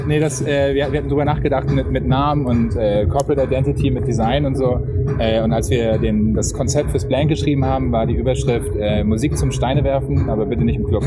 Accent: Hamburg, Germany; ich komme aus Hamburg

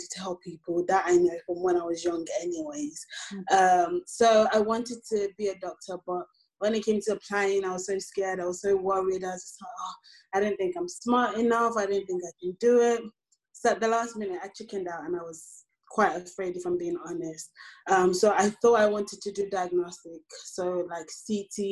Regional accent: Nigeria; now in United Kingdom; I was basically raised in and born in Nigeria, and having been brought here by my parents

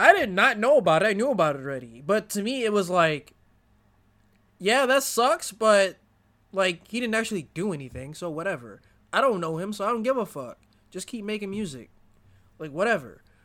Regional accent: United States; as an American

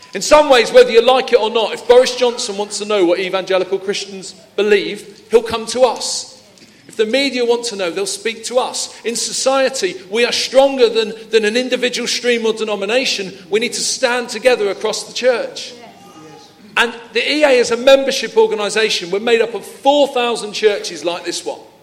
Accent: London, United Kingdom; moved away; I'm originally from Peckham

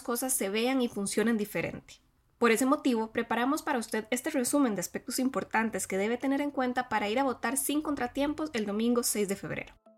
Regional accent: Costa Rica; las y los costarricenses iremos a las urnas

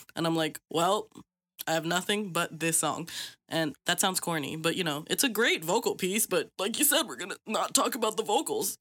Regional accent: Philippines; I'm Filipino

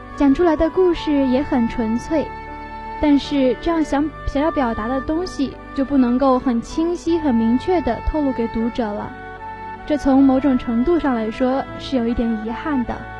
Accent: China; 我们中国人

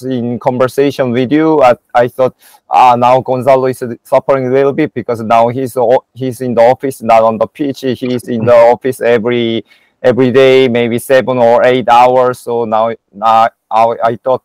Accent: South Korea; also born or lived in Spain; we Koreans

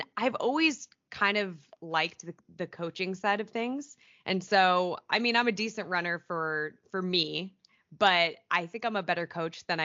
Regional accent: Chico, California, United States; now in Long Beach, United States; I am from Northern California originally, Chico

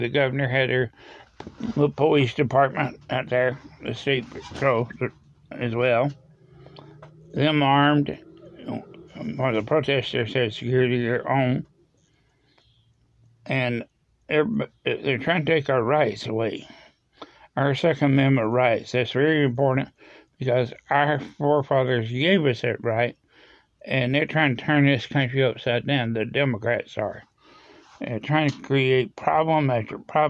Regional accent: United States; we as an American people

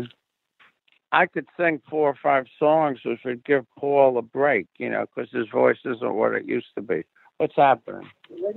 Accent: New York City, New York, United States; I'm from the Bronx

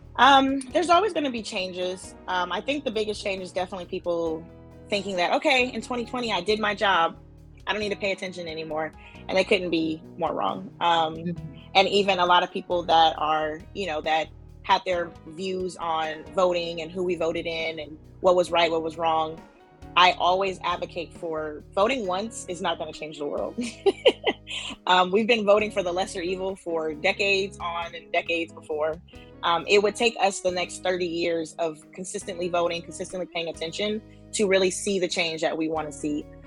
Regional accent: Oakland, California, United States; moved away as an adult; now in Los Angeles, United States; growing up in Oakland, um, my family all at, were in the nonprofit space

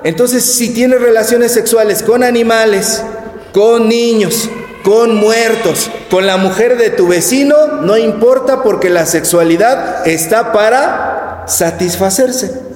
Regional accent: Mexico; nosotros como mexicanos vivimos rodeados del culto a la Virgen de Guadalupe

